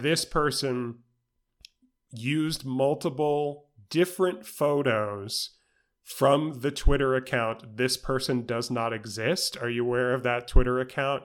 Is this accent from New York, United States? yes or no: yes; New York City, New York, United States; I grew up in New York City.